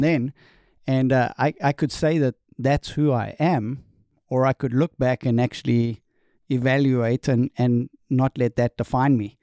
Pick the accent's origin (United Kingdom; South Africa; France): South Africa; accent: Southern; moved away as an adult; also born or lived in New York State, United States; now in North Carolina, United States; I am from South Africa, born and raised